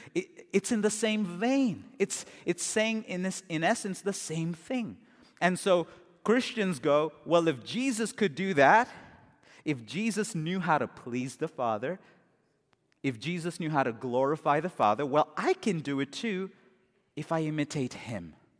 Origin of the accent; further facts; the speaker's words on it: India; as an Indian